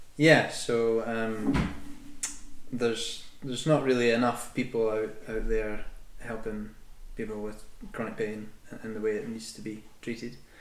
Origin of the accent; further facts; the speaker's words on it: Scotland, United Kingdom; I'm born and bred in Scotland.